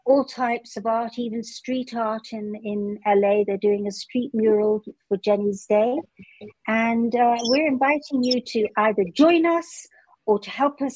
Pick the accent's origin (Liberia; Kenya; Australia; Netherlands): Kenya; Nairobi; having grown up in Kenya here in the theater industry with a father who owned a record label here in Nairobi